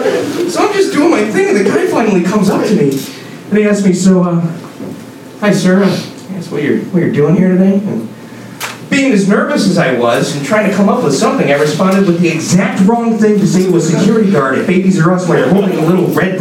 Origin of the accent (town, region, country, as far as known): Chicago, Illinois, United States